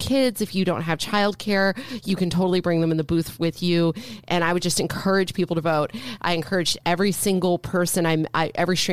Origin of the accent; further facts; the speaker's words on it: Northern California, United States; I was the only brown person in the community I grew up in Northern California.